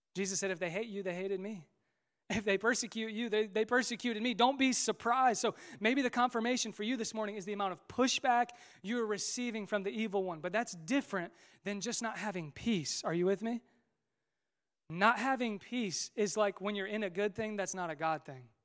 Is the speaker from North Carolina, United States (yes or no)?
no; Westfield, Indiana, United States; also born or lived in Marion, Indiana / Muncie, Indiana / Fishers, Indiana; in Westville. This is my hometown. This is where I grew up.